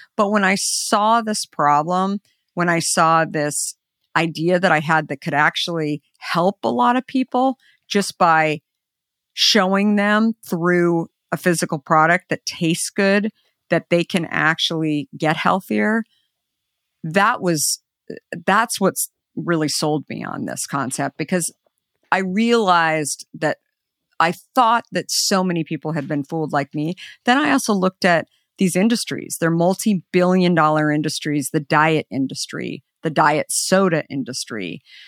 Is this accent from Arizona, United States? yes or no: yes; Arizona, United States; I grew up in Arizona